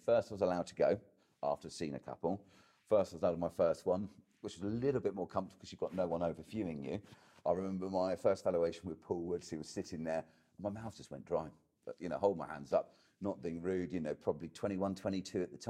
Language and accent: English; Ingatestone, East of England, United Kingdom; I was brought up in Ingatestone in Essex